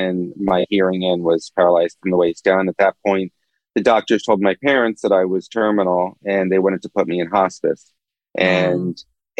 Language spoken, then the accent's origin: English; Philadelphia, Pennsylvania, United States; also born or lived in New Brunswick, New Jersey; I was born in Philadelphia. And I had a pretty normal suburban upbringing